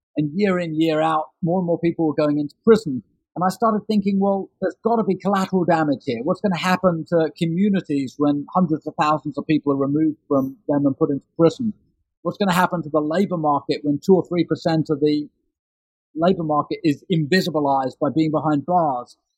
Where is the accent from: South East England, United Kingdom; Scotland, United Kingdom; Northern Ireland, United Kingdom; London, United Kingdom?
London, United Kingdom; I grew up in London in the 1970s and 1980s